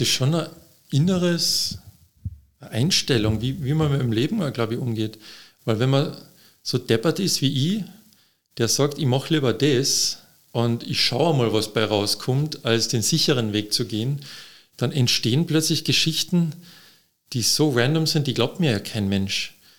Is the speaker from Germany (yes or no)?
no; Austria; als Österreicher